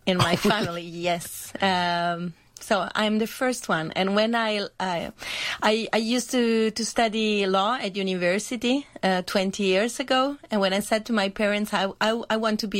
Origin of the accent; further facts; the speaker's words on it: Trieste, Friuli-Venezia Giulia, Italy; I come from Trieste